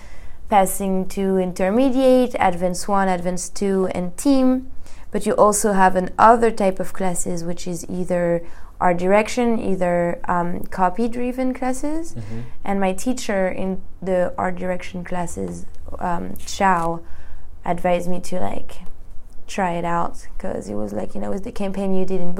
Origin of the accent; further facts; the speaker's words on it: Paris, Île-de-France, France; English is a second language; moved away as an adult; now in Los Angeles, United States; I come from Paris, France. This is where I graduated in 2014